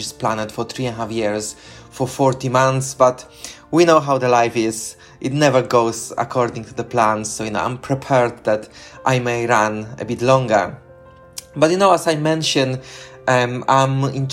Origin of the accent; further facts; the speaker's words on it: Poland; moved away as an adult; now in London, United Kingdom; I'm originally from Poland. I live for the past 21 years in London in United Kingdom.